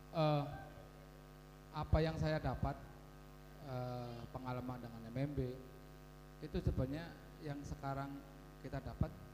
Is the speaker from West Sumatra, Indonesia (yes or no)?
no; Baturraden, Central Java, Indonesia; di sana itu desaku.